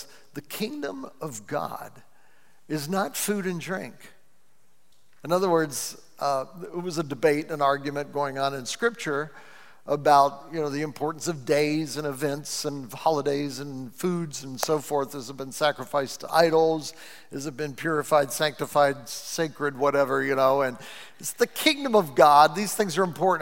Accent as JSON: {"language": "English", "town": "Cleveland", "region": "Ohio", "country": "United States", "said": "I'm from the U.S."}